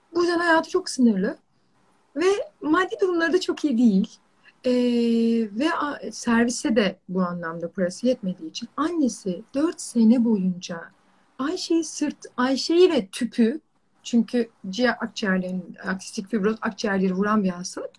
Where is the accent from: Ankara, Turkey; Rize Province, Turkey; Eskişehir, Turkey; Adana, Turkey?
Rize Province, Turkey; Çayeli; moved away as an adult; ben Rizeliyim. Ee, Çayeli'nde doğdum, büyüdüm. işte üniversiteye kadar hep oradaydım